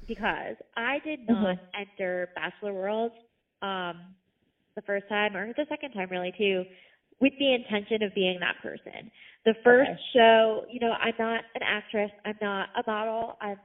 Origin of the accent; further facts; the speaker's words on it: Montville, New Jersey, United States; moved away as an adult; also born or lived in Syracuse, New York; now in New York, United States; So I've actually lived in New York since 2013. Born and raised in Jersey.